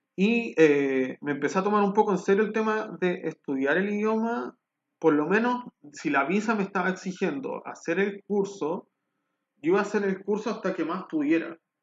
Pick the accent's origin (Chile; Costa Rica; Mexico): Chile; Rancagua, O'Higgins; moved away as an adult; also born or lived in Valparaíso, Chile / Viña del Mar, Chile / Santiago, Chile; now in Berlin, Germany; en Chile crecí en Rancagua